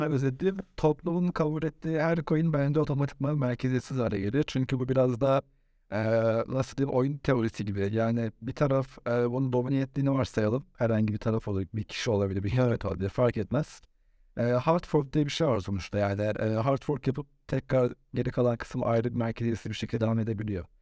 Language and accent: Turkish; Bodrum, Muğla, Turkey; moved away as an adult; also born or lived in Istanbul; Ben Bodrum'da doğdum, büyüdüm.